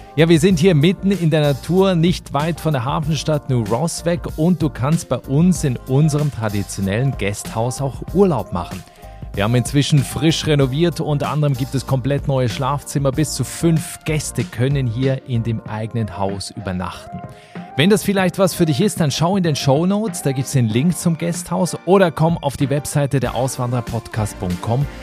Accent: Switzerland; also born or lived in Berlin; now in Ireland; in die Schweiz aus, in mein Heimatland

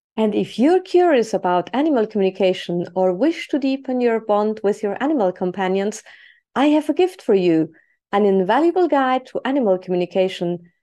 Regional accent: Switzerland; moved away as an adult; also born or lived in Spain; I was born and raised in Switzerland

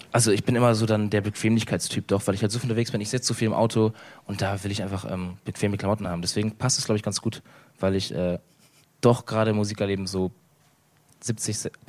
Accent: Northern Germany, Germany; Ich komme aus dem Norden, ne?

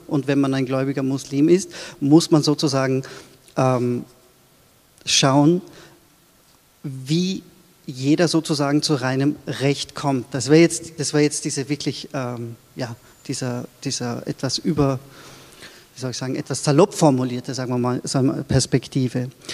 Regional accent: Austria; also born or lived in Turkey; dann bin ich in Österreich aufgewachsen

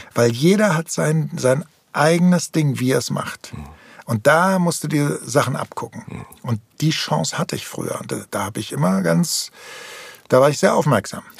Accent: Berlin, Germany; ich bin in Tempelhof aufgewachsen

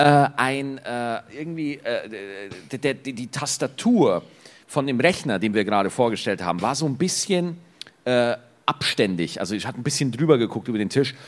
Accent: Bavaria, Germany; bei uns in Bayern

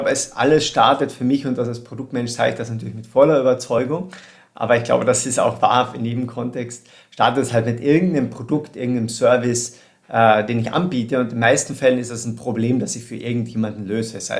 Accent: southern Austria, Austria; Ich komme ursprünglich aus Südösterreich, und habe während der Schule schon begonnen mit Webentwicklung und Webdesign

